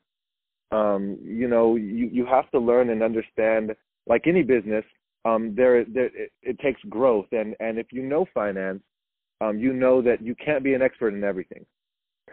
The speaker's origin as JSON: {"language": "English", "town": "Milpitas", "region": "California", "country": "United States", "tie": "born or raised there", "said": "I'm from the Bay Area. Grew up in Milpitas, San Jose area my entire life"}